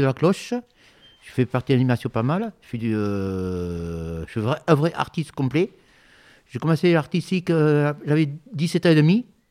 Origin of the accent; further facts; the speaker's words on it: Bordeaux, Nouvelle-Aquitaine, France; also born or lived in Bègles; Et je suis origine de Bordeaux. Je suis d'origine d'ici. Je voyageais pas mal. Bon, je suis né à Bègle, après Bordeaux.